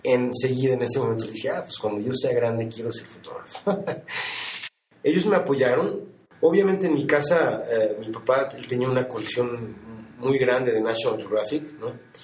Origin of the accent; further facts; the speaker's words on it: Mexico City, Mexico; moved away as an adult; now in New York, United States; yo nací en la Ciudad de México y, y sí, bueno, eh, llevo 25 años que, que, me mudé a Nueva York, me mudé a los 19 años